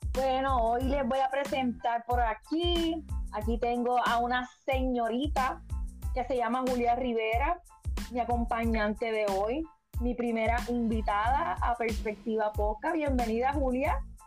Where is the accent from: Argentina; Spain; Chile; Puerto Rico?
Puerto Rico; moved away; soy puertorriqueña. Eh, ahora mismo estoy lejos de mi isla